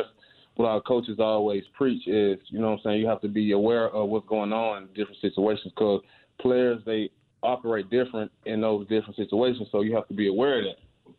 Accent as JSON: {"language": "English", "town": "Clarksdale", "region": "Mississippi", "country": "United States", "tie": "born or raised there", "said": "I was headed home to Mississippi today, my hometown, Clarksdale, Mississippi."}